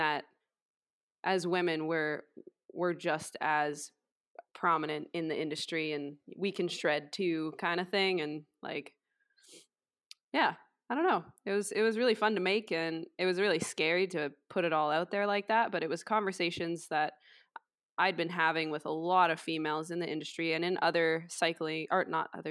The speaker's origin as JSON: {"language": "English", "town": "Vancouver", "region": "British Columbia", "country": "Canada", "tie": "born or raised there", "lives_now": "Squamish, Canada", "said": "I grew up in Vancouver"}